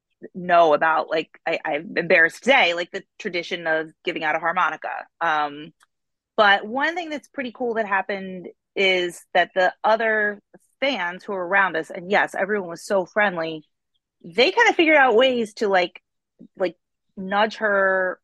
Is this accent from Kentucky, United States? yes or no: no; Baltimore, Maryland, United States; And we, as Baltimoreans, however you want to say it, like we take great pride in our city. We love it here. Maryland is a wonderful place to live.